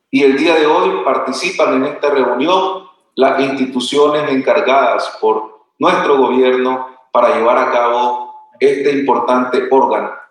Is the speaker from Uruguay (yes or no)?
no; Nicaragua; para nosotros como nicaragüenses y como centroamericanos